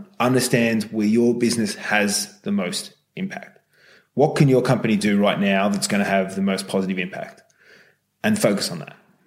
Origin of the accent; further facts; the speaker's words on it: Australia; also born or lived in North America; Being Australian